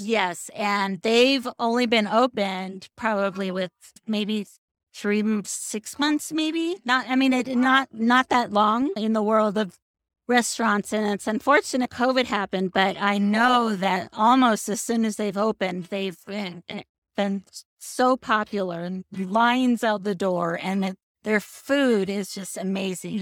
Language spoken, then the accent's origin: English; Seattle, Washington, United States; moved away as an adult; also born or lived in Chicago; now in Boulder City, United States; I grew up in Seattle